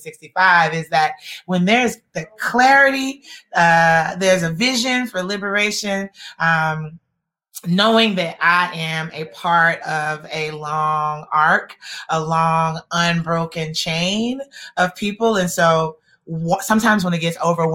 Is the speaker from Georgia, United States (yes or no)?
yes; Atlanta, Georgia, United States; I grew up in Atlanta, and as you all probably know, we are raised on a steady diet of King quotes